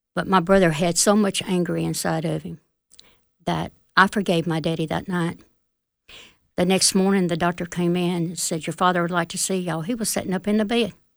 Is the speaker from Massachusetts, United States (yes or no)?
no; Fulton, Mississippi, United States; also born or lived in Smithville, Mississippi; I'm from Fulton